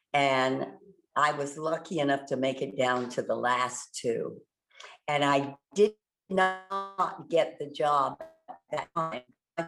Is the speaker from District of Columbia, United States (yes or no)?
yes; Washington, District of Columbia, United States; So that's the long story of how I came from Washington, D.C., all the way to New York